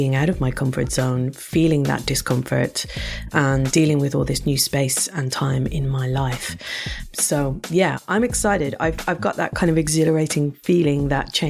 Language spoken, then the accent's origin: English; Ireland; moved away; as an Irish person